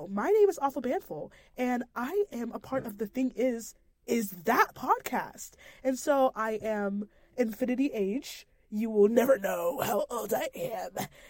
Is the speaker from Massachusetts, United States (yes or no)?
yes; Boston, Massachusetts, United States; moved away; I am from Boston, Massachusetts, and I came over here in 2016. You already know I've been here for quite a while.